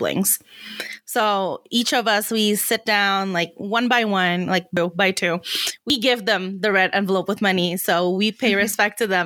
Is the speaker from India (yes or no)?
no; Indonesia; moved away; I come from a Chinese background and I grew up in Indonesia